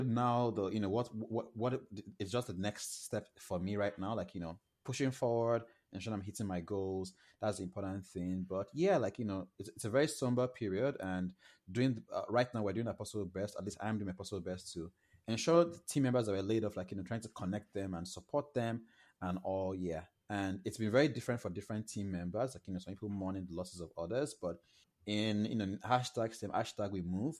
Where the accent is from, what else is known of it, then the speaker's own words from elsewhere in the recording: Lagos, Nigeria; moved away as an adult; now in Toronto, Canada; I moved from Nigeria in 2019, and as you, like you know, I'm Nigerian